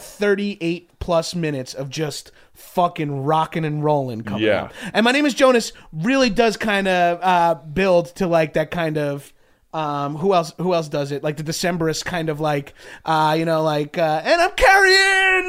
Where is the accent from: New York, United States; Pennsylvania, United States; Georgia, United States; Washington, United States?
New York, United States; now in Los Angeles, United States; And I'm from New York